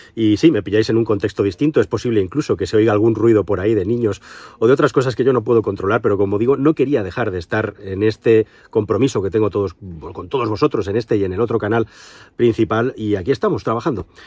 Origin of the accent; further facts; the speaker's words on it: Spain; somos los españoles